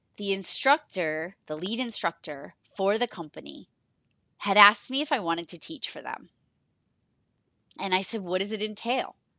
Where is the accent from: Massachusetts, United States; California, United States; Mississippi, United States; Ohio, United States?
Massachusetts, United States; Rochester; I became part-time in Rochester, my town, my hometown